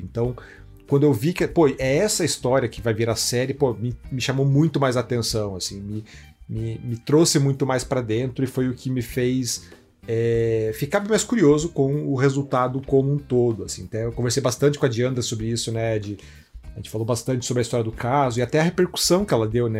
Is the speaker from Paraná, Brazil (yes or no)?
yes; Curitiba, Paraná, Brazil; eu sou de Curitiba